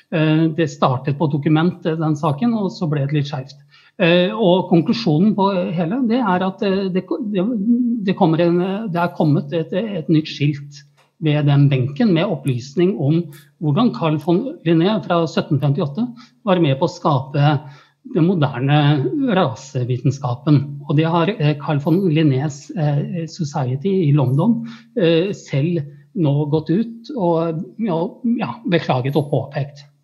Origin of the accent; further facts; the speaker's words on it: Oslo, Norway; jeg er fra Tøyen, jeg gikk på Tøyen skole og bor på Oslo øst